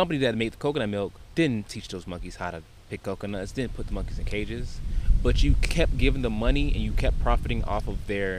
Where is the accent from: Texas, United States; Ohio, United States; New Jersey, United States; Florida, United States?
Florida, United States; we're from Florida.